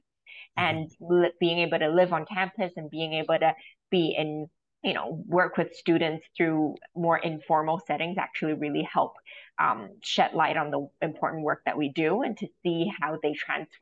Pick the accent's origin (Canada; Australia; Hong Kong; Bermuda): Hong Kong; I'm from Hong Kong